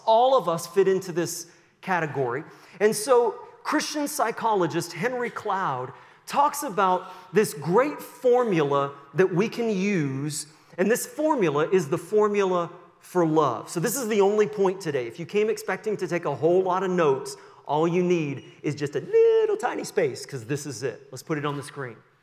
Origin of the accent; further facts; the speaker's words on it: Sussex, New Brunswick, Canada; moved away; I was born in 1973 in Sussex, New Brunswick, and went to Kingswood, just down the road there in Sussex, for some years.